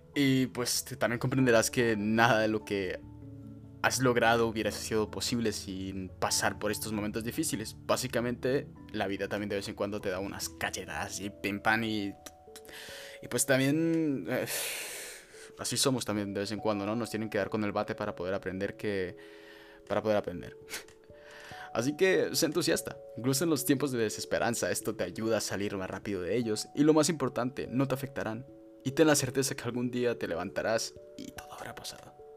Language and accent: Spanish; El Fraile, Canary Islands, Spain; born or raised there; also born or lived in Freiburg, Baden-Württemberg, Germany